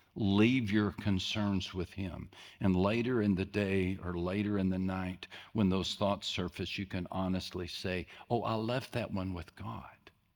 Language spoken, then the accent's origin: English; West Texas, United States; I grew up in West Texas, small West Texas town